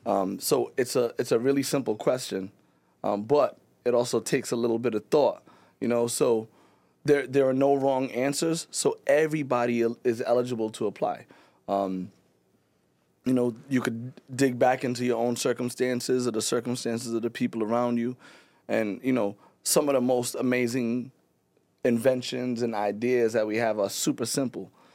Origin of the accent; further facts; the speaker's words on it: Pawtucket, Rhode Island, United States; I'm not from Providence. I'm from Pawtucket